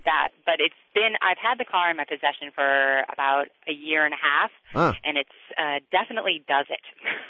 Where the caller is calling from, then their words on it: Red Wing, Minnesota, United States; I'm calling from Red Wing, Minnesota.